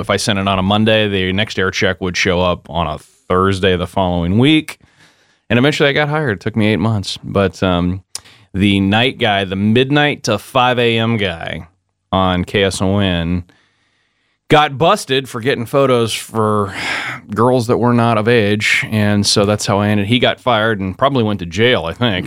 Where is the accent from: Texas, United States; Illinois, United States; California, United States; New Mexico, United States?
California, United States; Modesto; moved away as an adult; also born or lived in San Diego, California; now in Pensacola, United States; my hometown where I grew up was in Modesto, California